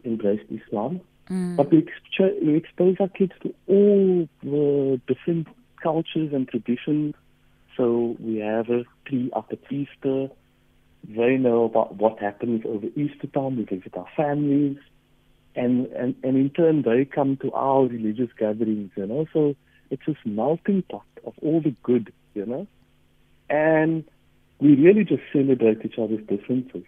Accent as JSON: {"language": "English", "town": "Cape Town", "region": "Western Cape", "country": "South Africa", "tie": "born or raised there", "said": "I grew up in Mitchell's Plain"}